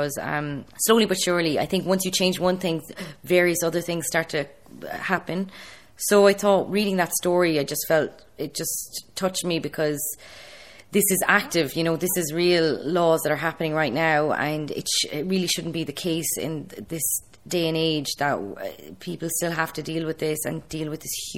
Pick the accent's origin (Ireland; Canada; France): Ireland; I'm being from Ireland